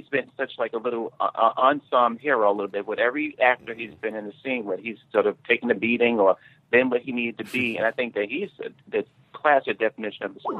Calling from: New York, United States

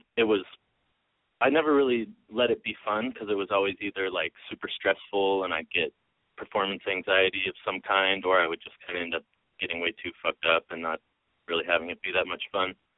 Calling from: Northern California, United States; I'm calling from Northern California.

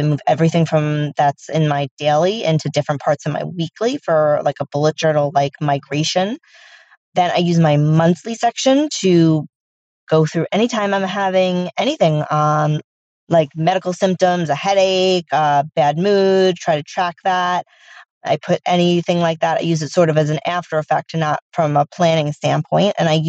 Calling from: Long Island, New York, United States; This is …, and I'm speak piping from Long Island, New York

